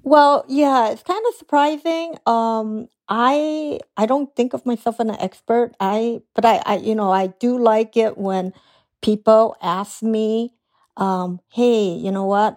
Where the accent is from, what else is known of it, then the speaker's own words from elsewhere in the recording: Chicago, Illinois, United States; now in San Francisco, United States; I did grow up in Chicago, Chinatown